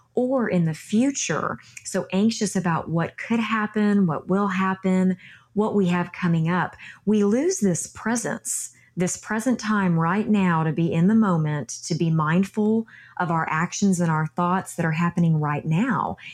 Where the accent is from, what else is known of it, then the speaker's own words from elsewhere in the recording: Texas, United States; my home state of Texas